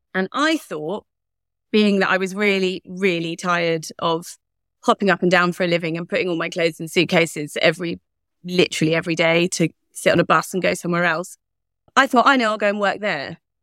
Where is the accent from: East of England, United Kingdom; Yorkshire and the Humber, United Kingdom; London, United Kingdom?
East of England, United Kingdom; Leigh-on-Sea, Essex; moved away as an adult; also born or lived in South Carolina, United States; I was born in Leon C in Essex